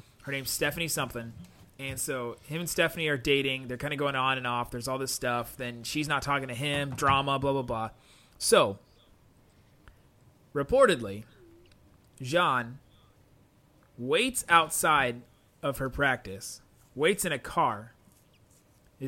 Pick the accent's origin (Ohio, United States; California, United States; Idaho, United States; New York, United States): Ohio, United States; Cincinnati; moved away; the denomination that I grew up in back in Cincinnati was called Evangelical Free